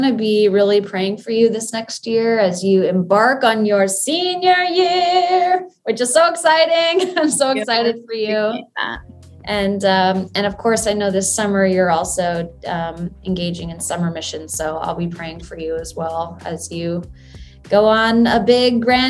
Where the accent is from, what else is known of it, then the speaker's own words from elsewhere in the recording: Kenya; I mean, you and I growing up in Kenya together, we go way back.